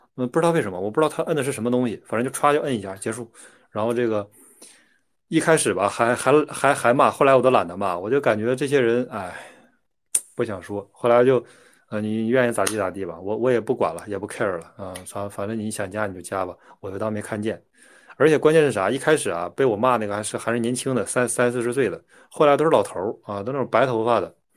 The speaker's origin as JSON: {"language": "Chinese", "country": "China", "said": "我们大陆人"}